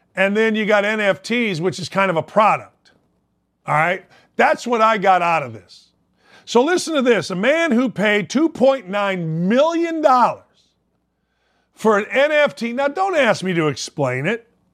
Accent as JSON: {"language": "English", "town": "Gary", "region": "Indiana", "country": "United States", "tie": "born or raised there", "said": "my hometown of Gary, Indiana"}